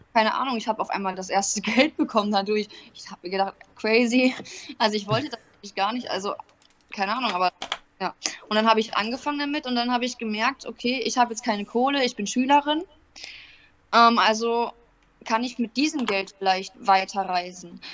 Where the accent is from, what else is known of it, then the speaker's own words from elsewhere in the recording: North Rhine-Westphalia, Germany; now in Ingolstadt, Germany; ich komme ursprünglich aus Nordrhein-Westfalen